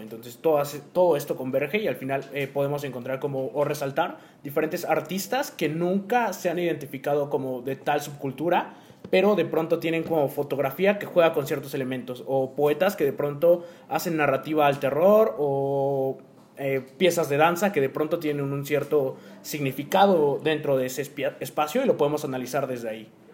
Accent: Oaxaca, Mexico; está en mi cultura como mexicano y como oaxaqueño desde que nací?

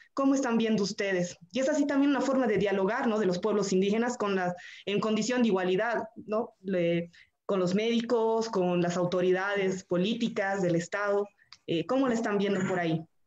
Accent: Bolivia; como sociedad boliviana

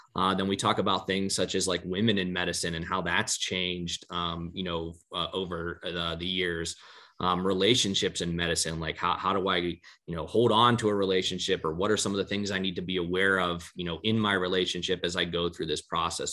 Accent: Johnstown, Pennsylvania, United States; i get to practice in my hometown

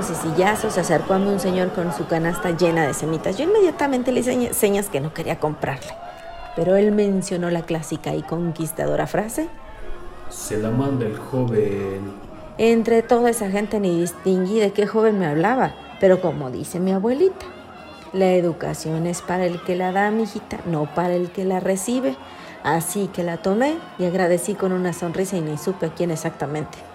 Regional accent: Puebla, Mexico; Como buena poblana pensé que estas no eran las originales.

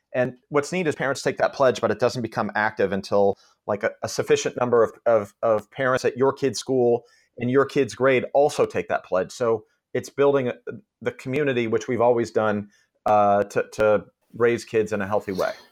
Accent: Palo Alto, California, United States; also born or lived in Walnut Creek, California; I grew up in Palo Alto

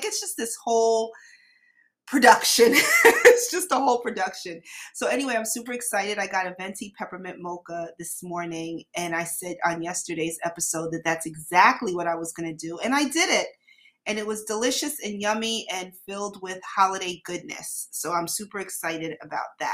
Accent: New York City, New York, United States; I grew up in New York City, so we all started, my elementary school friends and I, we all been drinking coffee for our whole lives pretty much.

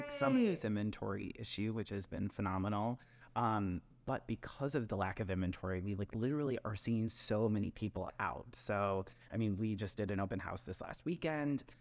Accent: Wisconsin, United States; now in Chicago, United States; I'm from Wisconsin

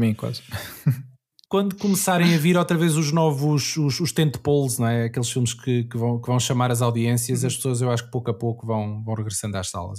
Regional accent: Anadia, Aveiro District, Portugal; now in Lisbon, Portugal; eu sou da Nadia, que é no Distrito de Aveiro, mas estou a viver uhum. em Lisboa.

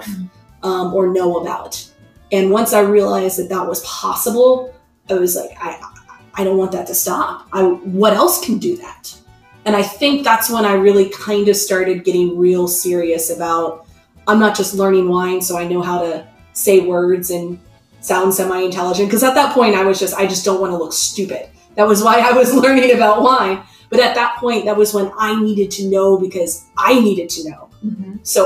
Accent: United States; I'm so American.

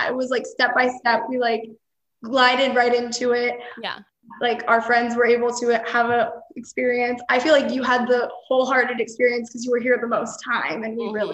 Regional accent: Pennsylvania, United States; moved away as an adult; now in Miami, United States; I'm 23. I'm from Miami, Florida now, but I'm originally from Pennsylvania.

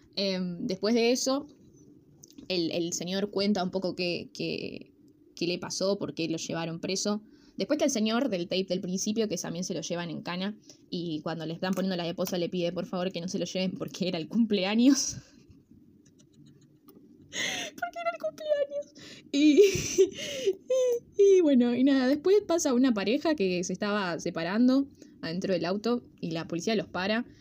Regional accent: Rosario, Santa Fe, Argentina; somos los rosarinos

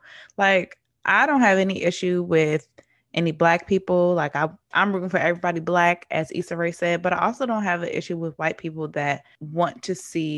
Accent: United States; I'm also American

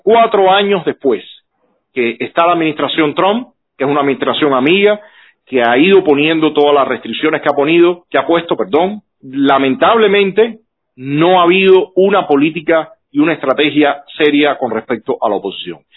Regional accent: Cuba; nosotros como cubanos

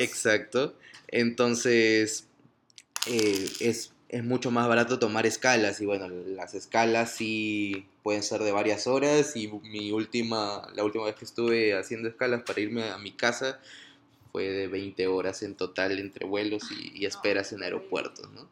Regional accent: Piura, Peru; moved away as an adult; Piura, que es el norte de Perú, de donde yo vengo

